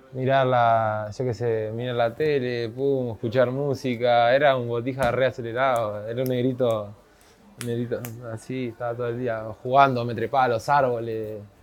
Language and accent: Spanish; Ciudad de la Costa, Canelones, Uruguay; Yo crecí en Monte de Solimar, en la casa de mi padre y mi madre.